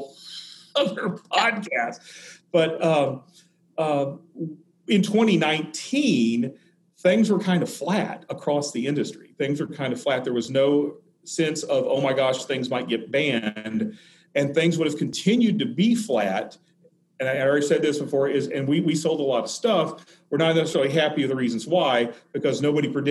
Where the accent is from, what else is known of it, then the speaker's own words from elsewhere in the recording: Arkansas, United States; I'm originally from Arkansas